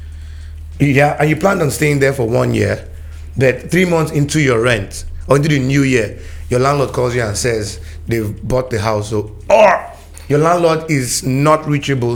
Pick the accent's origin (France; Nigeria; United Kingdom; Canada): Nigeria; as a Nigerian youth